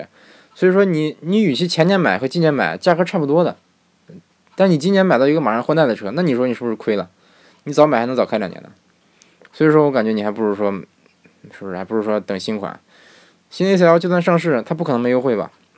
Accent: Beijing, China; 其实我是个北京人，对。听口音你也听，你也能听出来我是个地道的北京人，对不对？北京人，对。

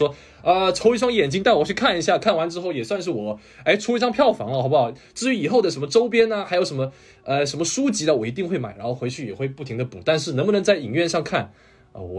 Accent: China; 我这个不是韩国人啊，我是这个中国人，哈哈，土生土长的中国人。

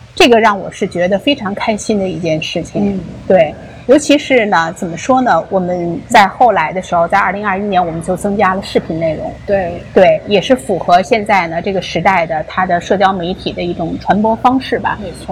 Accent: China; now in Los Angeles, United States; 我们中国人

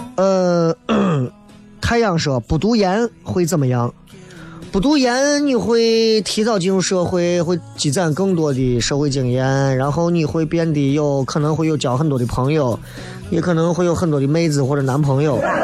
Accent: Shaanxi, China; 咱陕西人

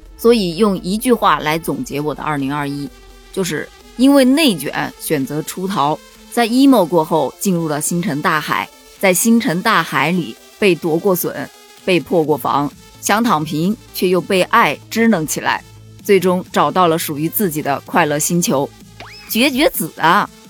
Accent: southern China, China; 因为我是南方人，比别人应啊分得不是很清楚

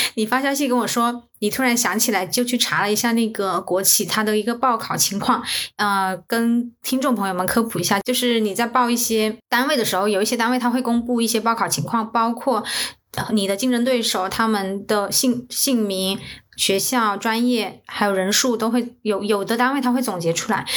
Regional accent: southern China, China; moved away as an adult; also born or lived in Beijing; 我是一个南方人

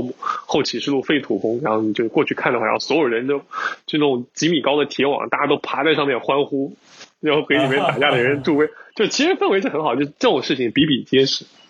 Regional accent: China; 尤其像我们听众，我们从尤其从国内来的话，我们日常接触到的很多文化还是有一定的冲击。

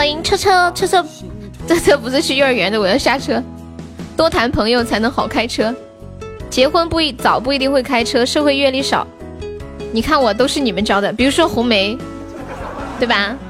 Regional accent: Sichuan, China; accent: Sichuanese; 你是不是觉得我说四川话好听？

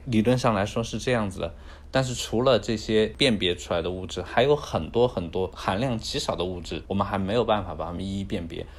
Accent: China; 作为一个中国人

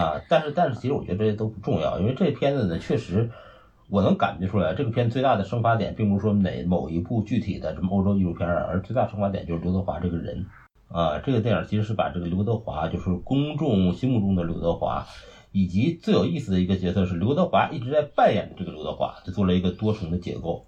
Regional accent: Northeast China, China; accent: Northeastern Mandarin; 我们东北人讲东北话讲叫很有老主意

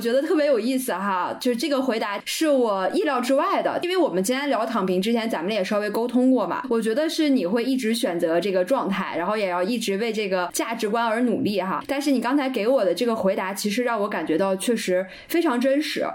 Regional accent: Northeast China, China; 我们东北话叫“死猪不怕开水烫”

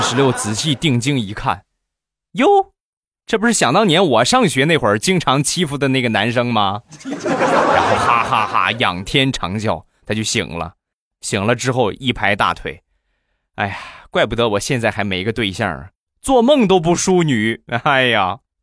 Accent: Rizhao, Shandong, China; 还有就是我们家乡的特产啊，去年，前年卖了两年的日照绿茶

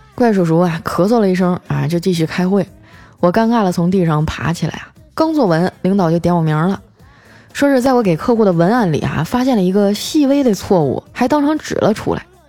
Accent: Northeast China, China; 我是东北人儿

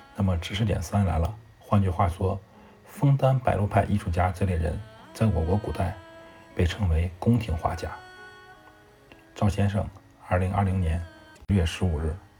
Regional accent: China; 我们中国人

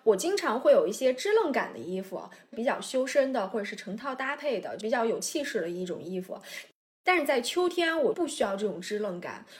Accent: southern China, China; now in Beijing, China; 虽然我也是南方人，但是我这个吃饭的派头是非常北方的。

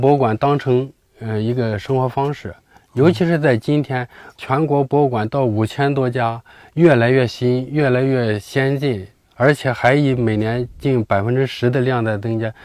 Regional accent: China; 所以我们中国人的血血液里就流着呃小米的和大米的血浆。

